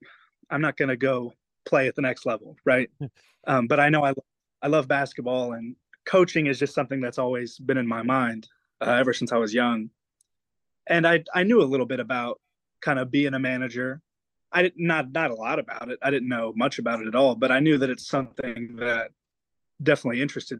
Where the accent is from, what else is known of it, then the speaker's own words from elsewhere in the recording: Bloomfield, Indiana, United States; I'm from Bloomfield, Indiana